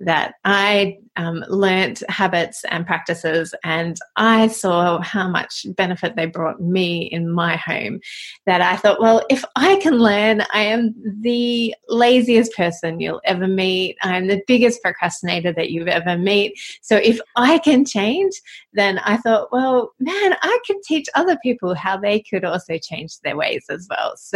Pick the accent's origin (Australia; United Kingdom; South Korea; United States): Australia; Melbourne, Victoria; now in Sydney, Australia; we were both born in Melbourne. So we grew up in Melbourne.